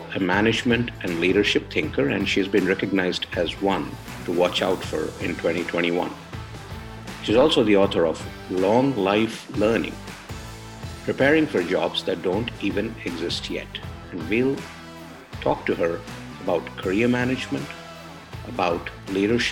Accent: India; moved away as an adult; now in United States; I come from India

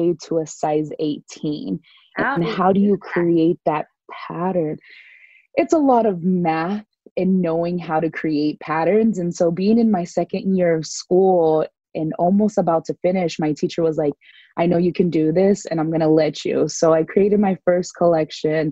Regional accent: San Diego, California, United States; born and raised in Southern California in San Diego

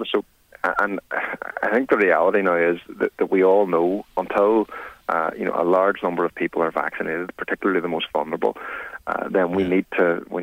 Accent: Northern Ireland, United Kingdom; Oh, absolutely. I mean, I, you know, I'm an Irish nationalist.

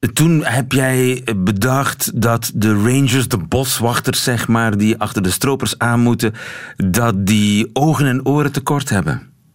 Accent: Flemish Ardennes, Flanders, Belgium; ik ben een kind van de Vlaamse Ardennen

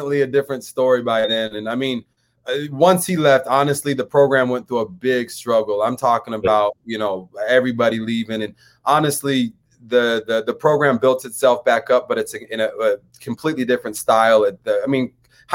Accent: Denver, Colorado, United States; also born or lived in San Diego, California; I grew up in Green Valley

